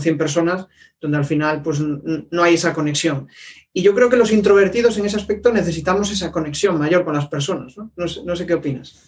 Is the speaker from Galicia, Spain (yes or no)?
yes; Vigo, Galicia, Spain; yo soy de Vigo